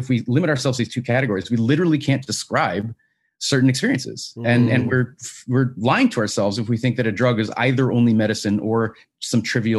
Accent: Washington, United States; Washington State originally. Yeah, my home state.

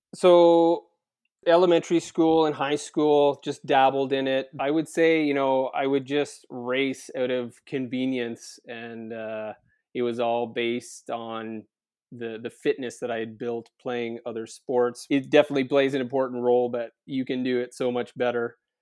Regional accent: Prince Edward Island, Canada; moved away as an adult; also born or lived in Kingston; I'm an island boy, born and raised on Prince Edward Island

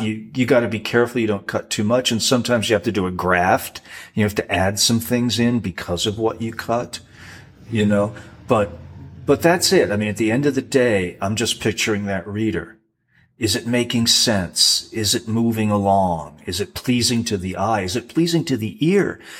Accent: Rhode Island, United States; growing up in Rhode Island playing pond hockey with fishermen's kids

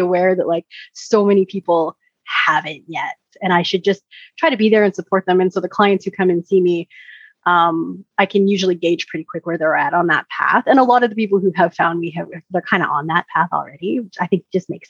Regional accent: Canada; I'm Canadian

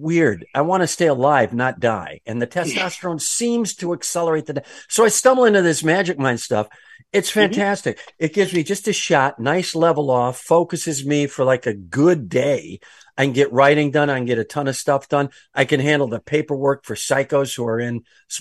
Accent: Calabria, Italy; moved away; I'm from Calabria in Italy.

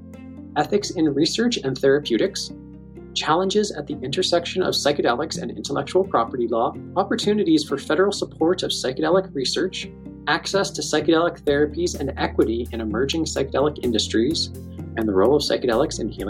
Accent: Hamilton, Ontario, Canada; I grew up in Hamilton, which is, you know, just across the lake, so to speak, and also a steel town.

